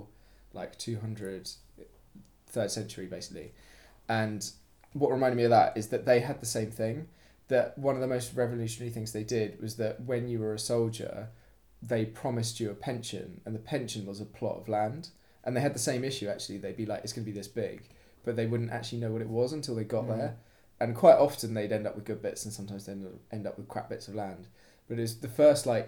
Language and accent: English; United Kingdom; as a British person